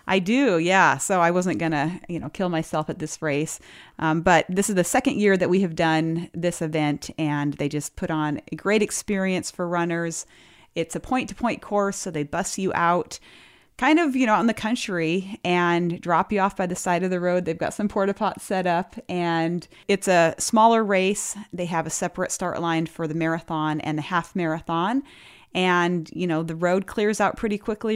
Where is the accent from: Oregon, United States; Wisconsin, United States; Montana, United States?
Montana, United States; Lewistown; moved away; my hometown, Lewistown